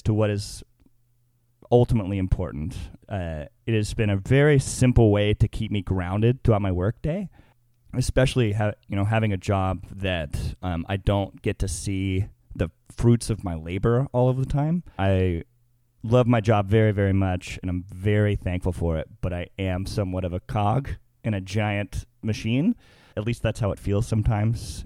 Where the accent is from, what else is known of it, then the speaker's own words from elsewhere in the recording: Little Rock, Arkansas, United States; moved away as an adult; now in Murfreesboro, United States; I am from Little Rock, Arkansas. I actually went to high school with Jacob here